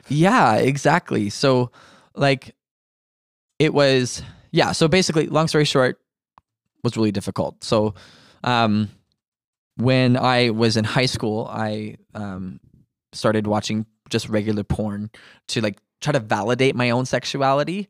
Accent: Ontario, Canada; now in Manitoba, Canada; my whole life, I was surrounded by Christians until we moved from Ontario to Manitoba.

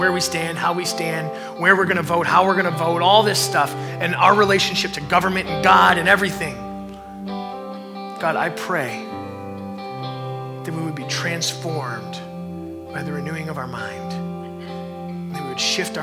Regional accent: United States; We are a Christ follower before we are even an American

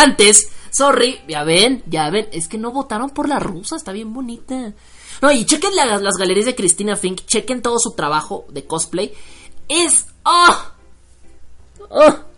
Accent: Mexico; soy mexicano

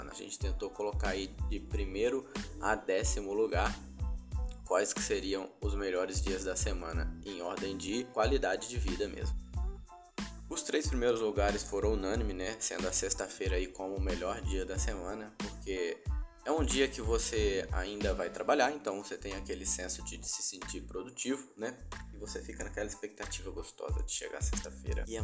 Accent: Rondônia, Brazil; moved away; por mais que o pessoal daqui ainda reclame de calor, eu vim de Rondônia, né, mano? A galera não sabe mesmo o que é calor.

